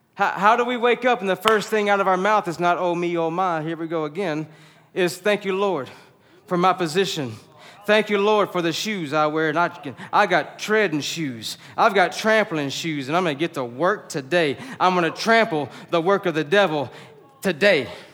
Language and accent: English; the South, United States; we're from the South